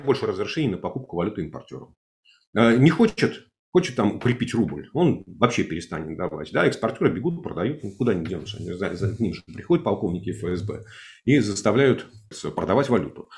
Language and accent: Russian; Moscow, Russia; accent: Moscow; говорю, естественно, только на русском со своим московским говором, диалектом, акцентом